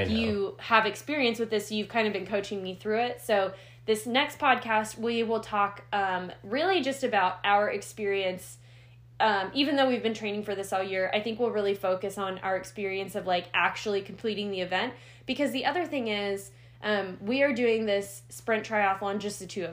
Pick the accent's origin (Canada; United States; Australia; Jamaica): United States; I'm an American